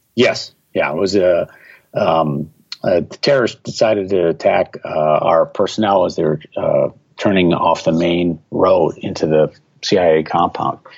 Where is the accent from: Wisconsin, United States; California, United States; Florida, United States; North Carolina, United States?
Wisconsin, United States; Milwaukee; moved away as an adult; I was living in Milwaukee, Wisconsin. That's my hometown